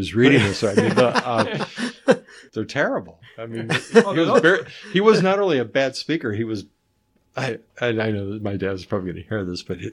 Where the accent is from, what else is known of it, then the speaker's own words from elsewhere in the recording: North Carolina, United States; I grew up in North Carolina mostly